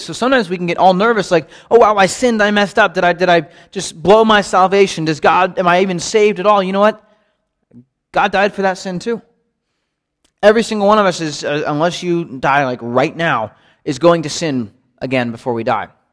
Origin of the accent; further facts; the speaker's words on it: United States; growing up in the United States